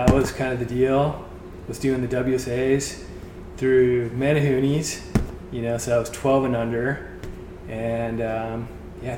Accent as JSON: {"language": "English", "town": "San Clemente", "region": "California", "country": "United States", "tie": "born or raised there", "said": "growing up in San Clemente"}